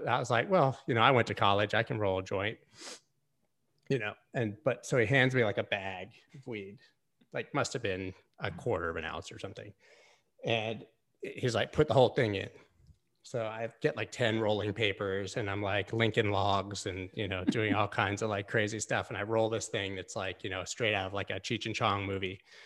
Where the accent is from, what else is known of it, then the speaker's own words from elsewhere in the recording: Gainesville, Florida, United States; I grew up in Gainesville, Florida, which is a small town